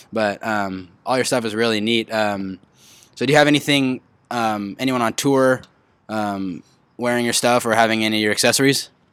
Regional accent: Huntington Beach, California, United States; I'm from Huntington Beach, grew up in Huntington Beach, went to Edison High School.

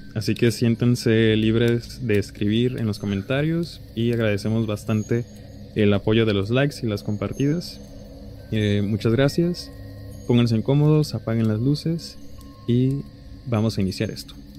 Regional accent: Mexico; nos distingue como mexicanos

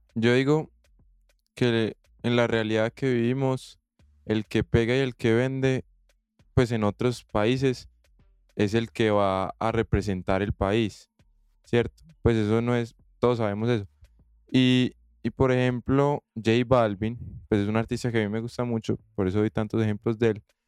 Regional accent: Colombia; yo como colombiano

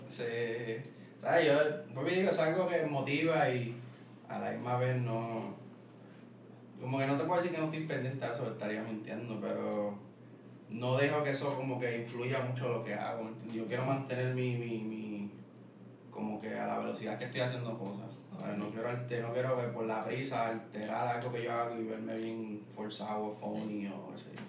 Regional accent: San Juan, Puerto Rico; also born or lived in Wisconsin, United States; soy de Caimito, y eso me gusta decirlo mucho de Caimito, Caimito, de Caimito, de donde soy, mi familia está ahí

